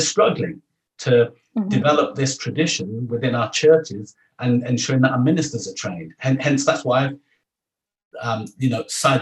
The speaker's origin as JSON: {"language": "English", "country": "Jamaica", "said": "as a Jamaican"}